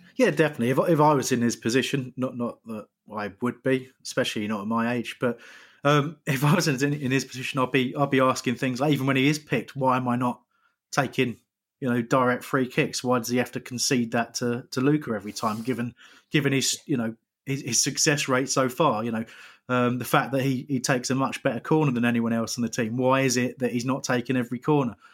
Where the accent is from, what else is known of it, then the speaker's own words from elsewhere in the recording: England, United Kingdom; I am English.